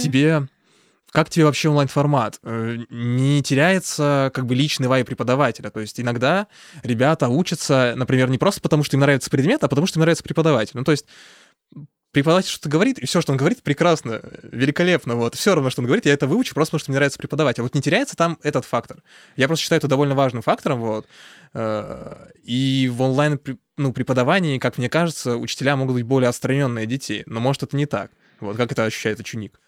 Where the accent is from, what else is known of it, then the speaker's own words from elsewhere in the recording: Krasnodar, Krasnodar Krai, Russia; moved away; also born or lived in Saint Petersburg; я тоже из Краснодара